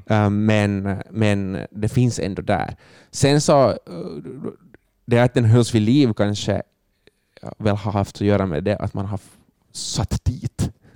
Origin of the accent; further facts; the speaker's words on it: Finland; som finländare